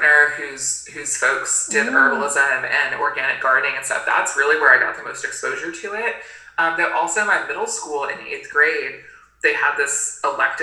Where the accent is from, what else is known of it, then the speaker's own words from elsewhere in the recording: Gainesville, Florida, United States; also born or lived in Maine; now in Tennessee, United States; I actually mostly grew up in Florida, in Gainesville, Florida